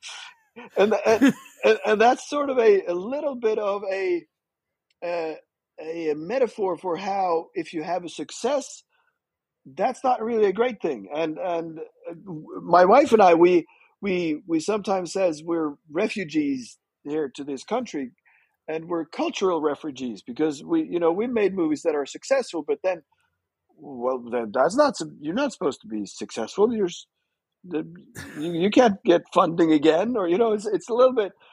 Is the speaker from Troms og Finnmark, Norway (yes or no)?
no; Fredrikstad, Østfold, Norway; also born or lived in Netherlands; I was born in Holland. So my family is half my family is Dutch. And then we moved to Norway when I was really young. And I'm from a small town called Fredrikstad.